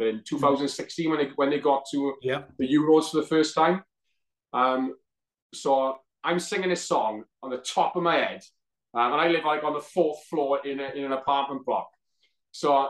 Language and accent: English; Wales, United Kingdom; being Welsh and obviously, you know, being you know, proud Welshman